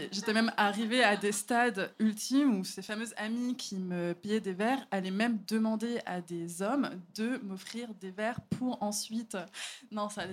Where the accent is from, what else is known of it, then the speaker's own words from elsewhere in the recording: Paris, Île-de-France, France; je suis parisienne